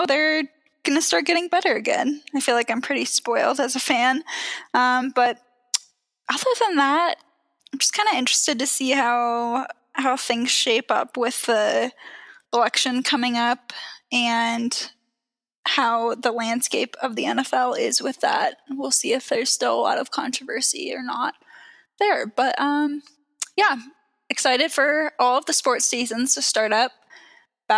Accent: Seattle, Pacific Northwest, United States; now in Denver, United States; I was born in Seattle and grew up in the Pacific Northwest

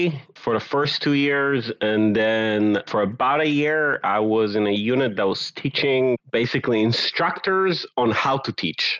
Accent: Netanya, Central District, Israel; moved away as an adult; also born or lived in Conway, Arkansas / Memphis, Tennessee / Jerusalem; now in Asheville, United States; So I'm originally from Israel, from a city called Netanya, which is about 30 minutes north of Tel Aviv. I came to the U.S. in late 2009. I actually was here before, and I think around 2004, 2005, for a year and a half.

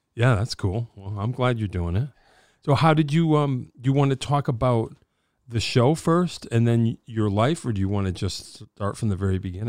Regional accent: Wallingford, Connecticut, United States; also born or lived in Meriden / Pittsburgh; I grew up in Wallingford.

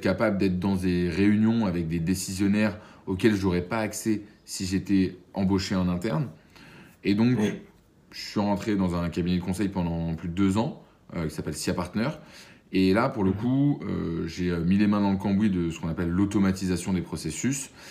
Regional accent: Boulogne-Billancourt, Île-de-France, France; also born or lived in Paris; alors moi j'ai grandi, euh, je suis né à Paris j'ai grandi à Boulogne-Billancourt

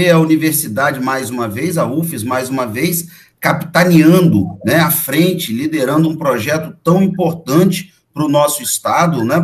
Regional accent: São Paulo, Brazil; É minha conterrânea, eu também sou ah, é? {S1} paulista.

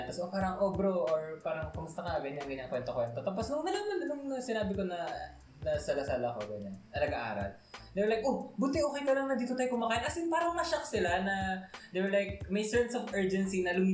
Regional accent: Calabarzon, Philippines; accent: konyo; also born or lived in Manila; nawala uh, na yung ano, konyo accent ko. Uh, I had it

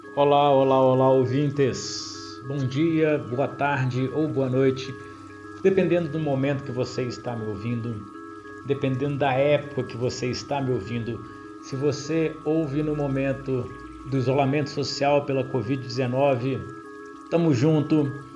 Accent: Ubá, Minas Gerais, Brazil; also born or lived in Juiz de Fora; resolvi começar a treinar Aikido em Uba, minha cidade natal

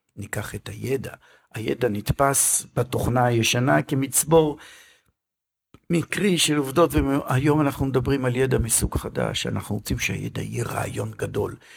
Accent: Israel; אצלנו בישראל

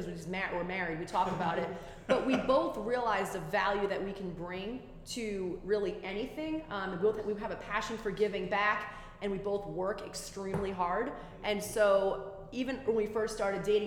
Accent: Rhode Island, United States; born and raised Rhode Island

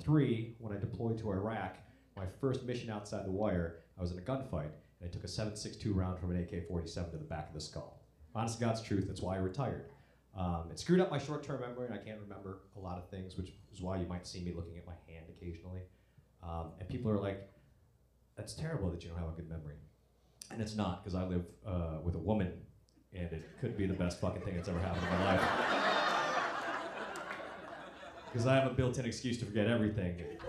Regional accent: Buffalo, New York, United States; I was in New York, my hometown, Buffalo, New York

